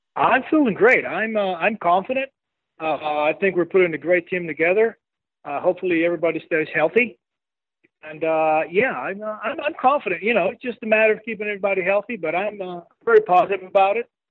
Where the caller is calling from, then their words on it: Medellín, Antioquia, Colombia; I'm calling from Medellin, Colombia, down here in South America.